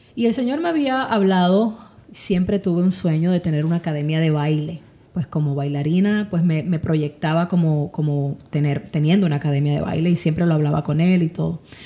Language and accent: Spanish; Ponce, Puerto Rico; moved away as an adult; now in United States; nací en Ponce, Puerto Rico. Em, y llevo aquí en Estados Unidos ya 23 años residiendo.